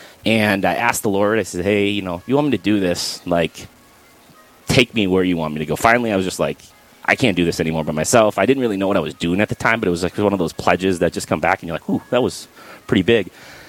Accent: Minot, North Dakota, United States; also born or lived in Garrison, North Dakota; Yeah, well, I was born and raised in North Dakota. I was a little bit of a nomad. My dad ran elevators, so we kind of lived a little bit of everywhere, the east side of the state, the west side of the state. I grew up a lot in Minot, though, and then graduated from Garrison.

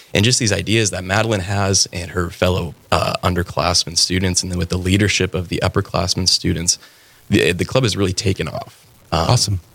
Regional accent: Fargo, North Dakota, United States; also born or lived in Bismarck, North Dakota / Denver, Colorado; I was born and raised in Fargo, and I actually graduated from Shanley High School back in 2014

